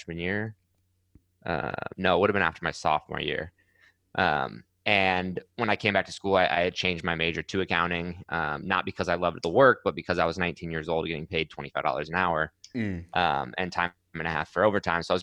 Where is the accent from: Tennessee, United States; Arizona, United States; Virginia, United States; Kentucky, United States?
Arizona, United States; Scottsdale; also born or lived in Mammoth Lakes, California; I was born in Mammoth, California. It's a very small kind of mountain town in California. Was there until I was about eight, and then family moved to Scottsdale, Arizona